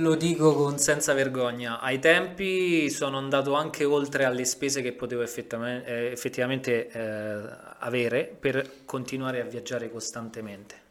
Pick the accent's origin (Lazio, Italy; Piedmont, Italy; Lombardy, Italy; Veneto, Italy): Lazio, Italy; Rome; tranne me che sono romano